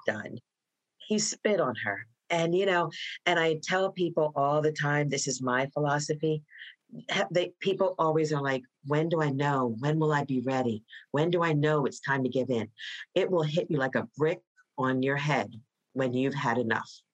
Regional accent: Voorhees, New Jersey, United States; moved away as an adult; now in Prince George's County, United States; I was born and raised in New Jersey, a small town called Voorhees, New Jersey

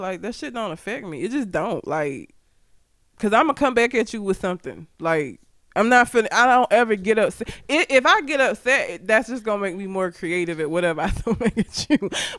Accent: Talladega, Alabama, United States; Meanwhile, I tell people I'm from Talladega, and the only thing they know is Ricky Bobby, shake and bake.

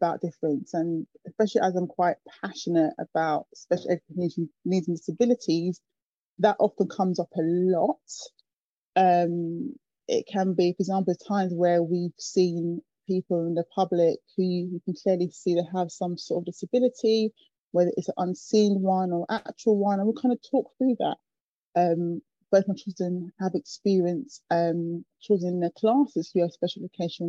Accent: London, United Kingdom; I grew up in Acton, West London

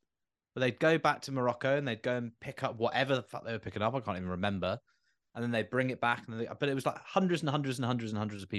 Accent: United Kingdom; you know, we're British, for God's sake, like we love a queue.

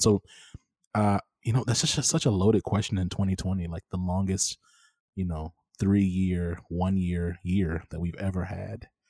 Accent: Dallas, Texas, United States; also born or lived in Rome, Georgia / Minnesota; now in Houston, United States; I came to Texas as a kid. I was, like, six. I was born in Rome, Georgia

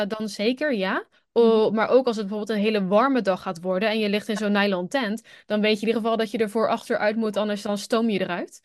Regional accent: Netherlands; moved away as an adult; als Nederlander

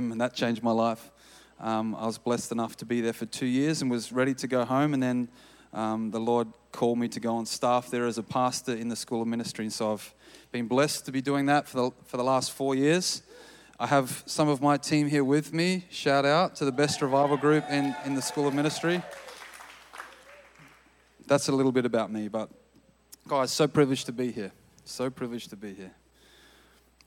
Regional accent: Australia; moved away as an adult; now in Redding, United States; I'm from Australia

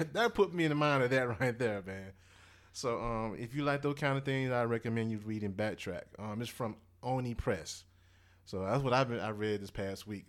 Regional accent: Mississippi, United States; grew up in Mississippi, man. I'm born in the South. You know, I'm, I'm from Mississippi

